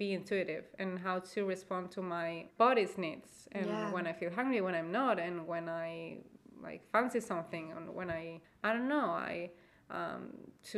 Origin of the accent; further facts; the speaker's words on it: Spain; I am from Spain and I actually live in Spain